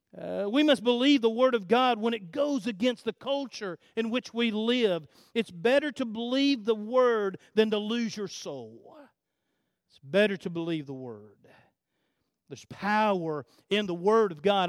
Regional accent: United States; being an American

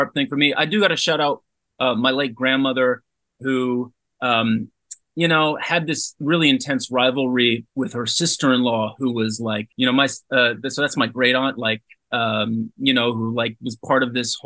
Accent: United States; I'm Jewish. I'm American.

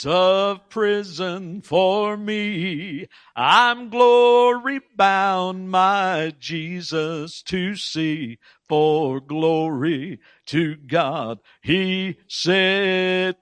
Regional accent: United States; I was born in the United States of America

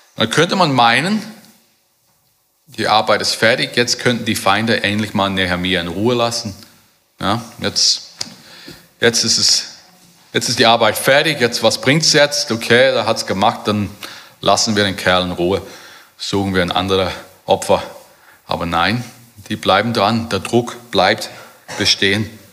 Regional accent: Germany; bei uns in Deutschland

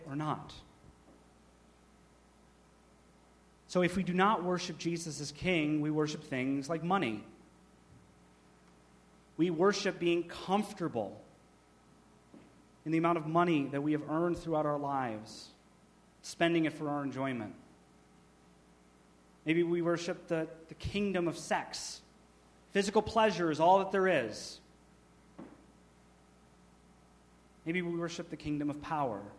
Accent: United States; modern American Christians

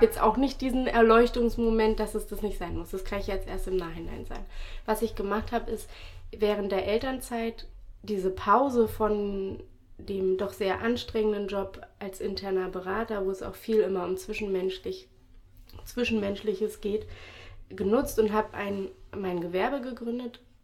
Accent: Berlin, Germany; also born or lived in England; wir wollen zurück nach Berlin, wir kommen aus Berlin.

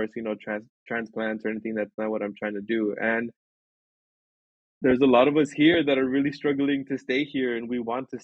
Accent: Los Angeles, California, United States; also born or lived in Montebello / El Monte / Baldwin Park / Covina; Born and raised in Los Angeles, here, specifically in Montebello is where I was born, and then kind of quickly moved to El Monte, so San Gabriel Valley

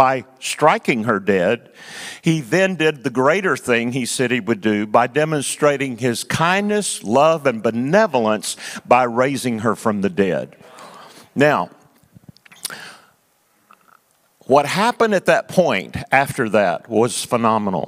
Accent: East Texas, United States; also born or lived in Nigeria; I'm just a preacher from East Texas

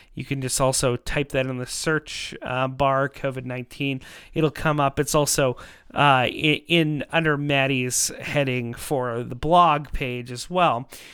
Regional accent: Canada; in our country

